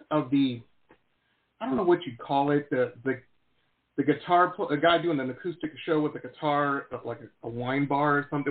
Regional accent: Detroit, Michigan, United States; moved away; growing up in Detroit

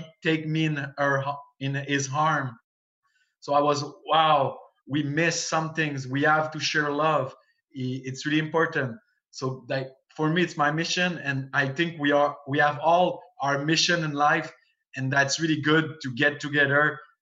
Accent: Canada; accent: French-Canadian; English is a second language; also born or lived in Montreal; I'm a French-Canadian guy

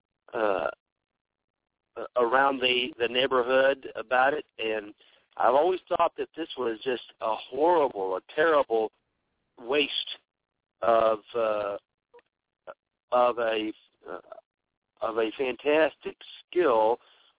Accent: Texas, United States; I'm from the South. I'm from Texas

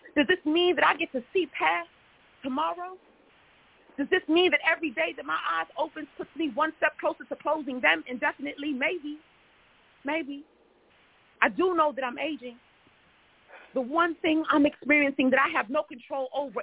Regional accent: New York City, New York, United States; moved away as an adult; now in Houston, United States; I'm originally from New York City, uh, Brooklyn and Queens

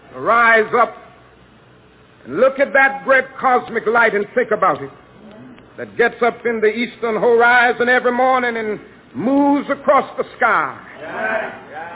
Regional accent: Georgia, United States; my home state of Georgia

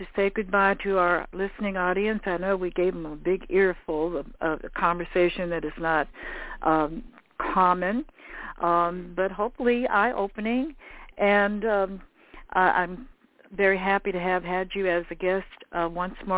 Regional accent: the West, United States; I grew up in the West

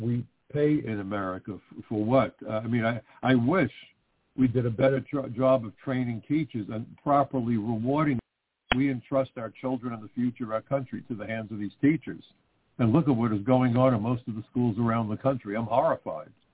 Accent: New York, United States; my hometown of New York

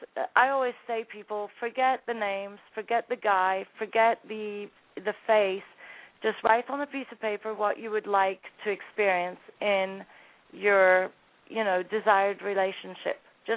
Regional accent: Scotland, United Kingdom; also born or lived in Sudan; When we entered Sudan, we came from Scotland

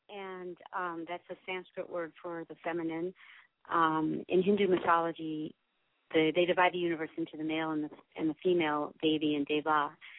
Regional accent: Milwaukee, Wisconsin, United States; I grew up in Milwaukee

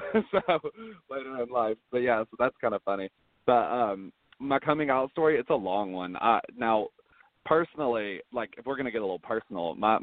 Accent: Fayetteville, Tennessee, United States; also born or lived in Maryville, Tennessee; I'm originally from Maryville, which is near Knoxville. And then around the age of 5 years old, I moved to Fayetteville

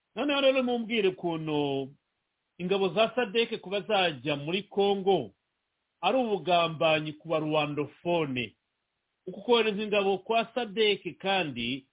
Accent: Rwanda; moved away; turi abanyarwanda twavukiye mu rwanda twakuriye mu rwanda

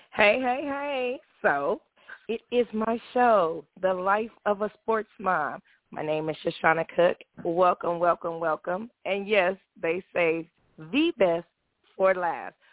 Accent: California, United States; I'm from California

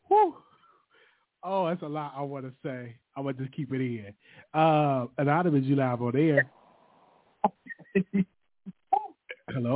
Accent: Chicago, Illinois, United States; moved away; I'm from Chicago. Yes, born and raised

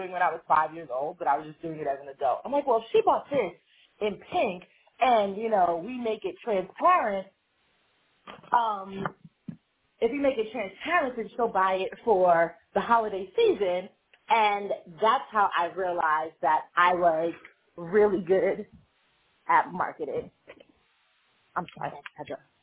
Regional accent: New York, United States; I grew up in New York, and I designed jewelry mass market.

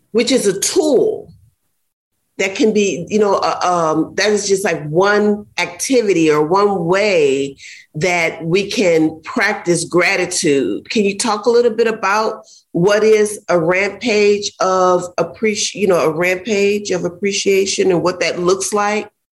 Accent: Ohio, United States; now in Florida, United States; I grew up in Ohio, and so we have a lot of nature parks

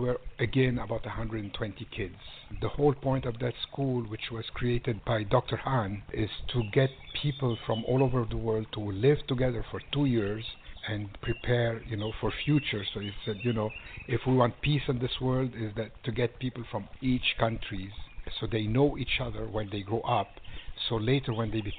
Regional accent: Magaria, Zinder Region, Niger; also born or lived in Lebanon (ancestry); now in California, United States; So that's where we grew up in West Africa

